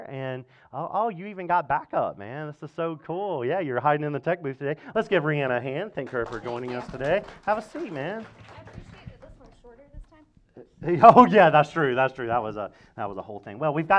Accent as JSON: {"language": "English", "region": "Mississippi", "country": "United States", "said": "Yeah, that's right. I'm from Mississippi."}